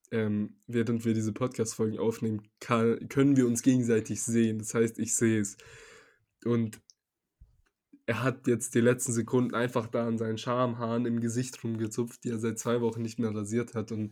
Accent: Serbia; now in Germany; ich komme ja aus Serbien jetzt nicht aus so einer ha Hauptstadt wie Belgrad oder so einer generell großen Stadt

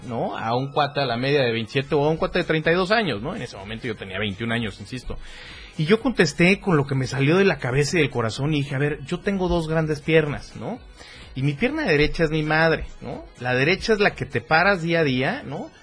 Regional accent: Tuxtla Gutiérrez, Chiapas, Mexico; nacido en Tuxla Gutiérrez

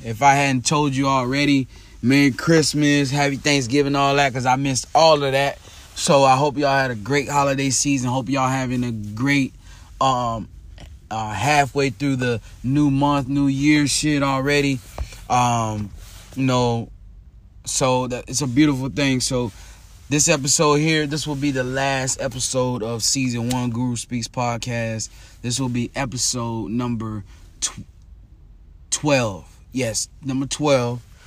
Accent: Tampa, Florida, United States; my hometown, Tampa, Florida

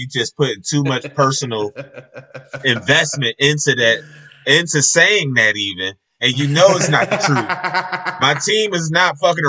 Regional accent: Alabama, United States; I'm from Bama. We do this.

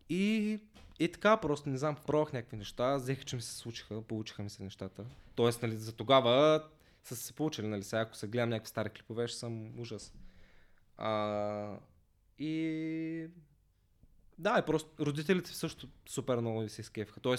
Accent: Basarbovo, Ruse Province, Bulgaria; по принцип съм от Русе, а, от едно малко селце до Русе, Басарбово. Там съм израснал, а, но като цяло в Русе съм учил, така че повечето ми време съм прекарал в Русе.

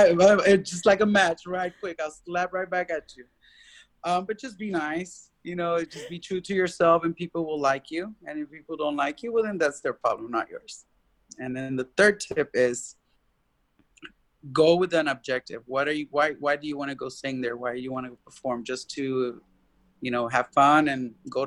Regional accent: Austin, Texas, United States

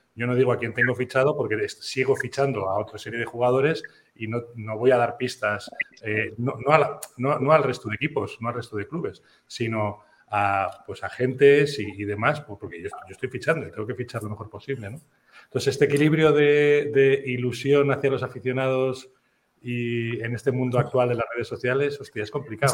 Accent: San Sebastián, Basque Country, Spain; Yo, yo soy de Donosti

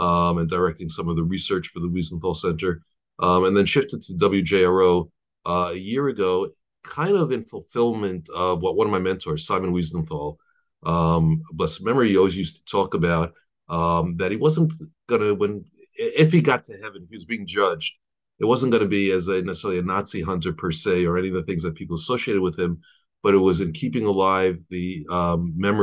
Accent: New York City, New York, United States; I was born in Brooklyn and grew up in a modern Orthodox home

